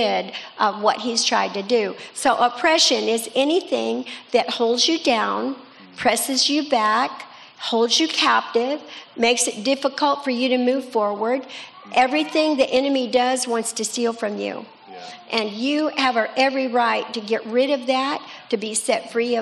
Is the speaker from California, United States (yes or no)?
yes; Escondido, California, United States; also born or lived in La Mesa, California; I grew up in Escondido, by the way, but I was born in La Mesa, not far from here